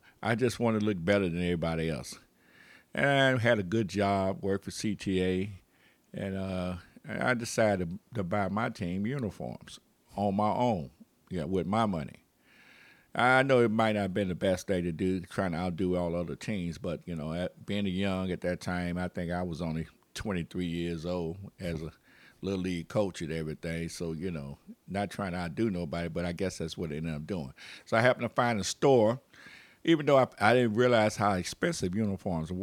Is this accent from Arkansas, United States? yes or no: no; Chicago, Illinois, United States; we're from Chicago